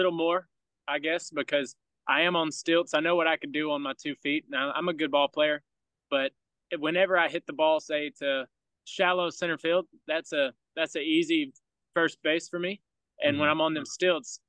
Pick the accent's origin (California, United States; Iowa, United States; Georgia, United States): Georgia, United States; Ellaville; where I come from, Ellaville, Georgia, we got one red light